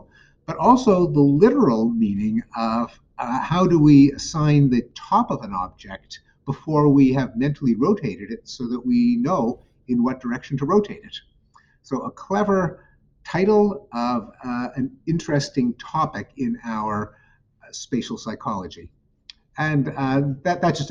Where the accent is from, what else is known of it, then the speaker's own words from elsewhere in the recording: Montreal, Quebec, Canada; McGill University in Montreal, my hometown.